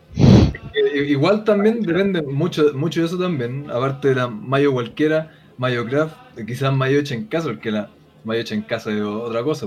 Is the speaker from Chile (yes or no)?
yes; Chile; como chileno